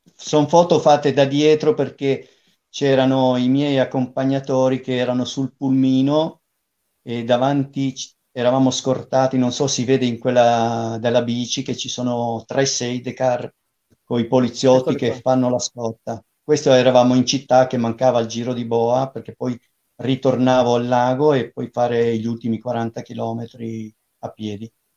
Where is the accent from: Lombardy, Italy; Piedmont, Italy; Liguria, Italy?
Liguria, Italy; moved away; also born or lived in Pisa; abitavo a Pisa, però avevo passato l'infanzia in Liguria